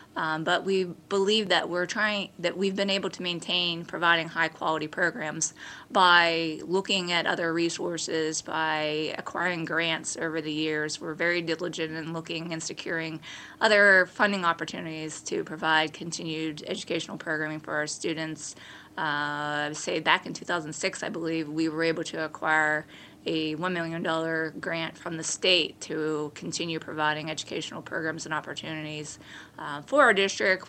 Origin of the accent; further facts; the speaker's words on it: Beaver Falls, Pennsylvania, United States; my hometown and community and school district where I graduated from